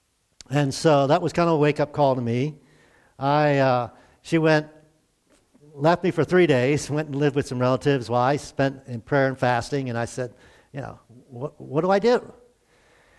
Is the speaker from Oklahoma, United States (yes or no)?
no; Glen Burnie, Maryland, United States; moved away as an adult; also born or lived in North Carolina; I'm from Glen Burnie. It's near Baltimore. So I consider myself a city kid.